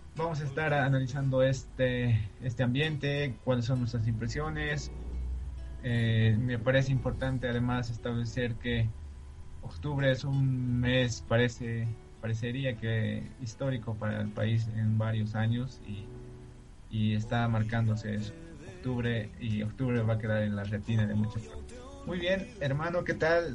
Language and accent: Spanish; Bolivia; como bolivianos